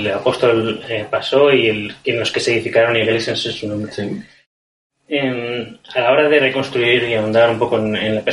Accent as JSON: {"language": "Spanish", "country": "Spain", "said": "como somos los españoles"}